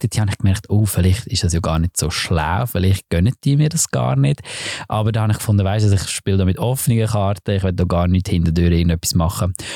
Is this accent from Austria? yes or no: no; Lucerne, Switzerland; ich bin so ein bisschen als der äh, wirklich so als Schweizer eingestellt worden